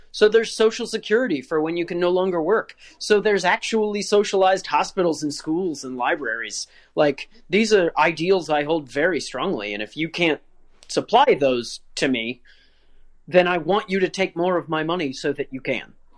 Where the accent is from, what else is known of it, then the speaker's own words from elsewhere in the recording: Virginia, United States; I grew up in Virginia